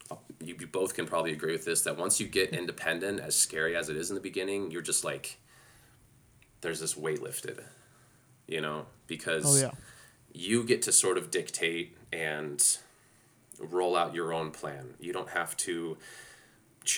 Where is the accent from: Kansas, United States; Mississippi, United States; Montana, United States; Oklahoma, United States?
Montana, United States; Ennis; moved away as an adult; also born or lived in Las Vegas; I grew up in Montana coming from five generations of butchers.